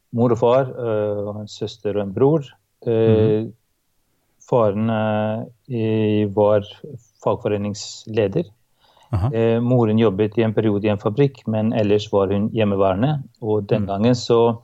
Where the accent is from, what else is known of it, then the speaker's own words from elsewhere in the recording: Kosovo; now in Norway; Jeg kommer da fra Kosovo, som var en del av eks-Jugoslavia, eh, og vokste opp i et sekulært og mm, et parti, i et partistat.